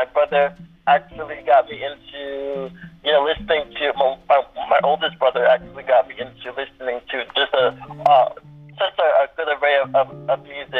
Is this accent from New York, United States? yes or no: yes; Central Islip, New York, United States; a producer from my hometown, which is Central Islip, New York.